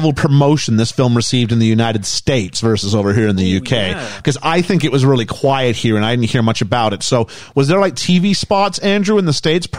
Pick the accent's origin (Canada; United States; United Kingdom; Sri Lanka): Canada; I mean, I'm Canadian